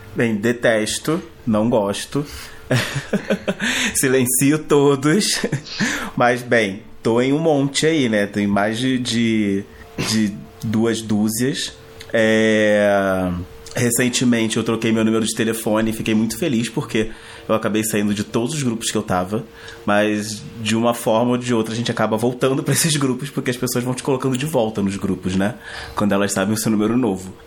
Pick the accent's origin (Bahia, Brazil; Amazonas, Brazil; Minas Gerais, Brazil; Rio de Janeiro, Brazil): Rio de Janeiro, Brazil; now in São Paulo, Brazil; sou carioca, mas moro em São Paulo